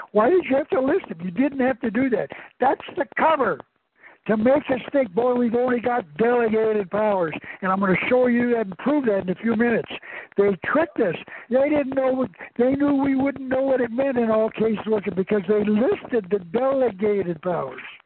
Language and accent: English; Tucson, Arizona, United States; I was born in Tucson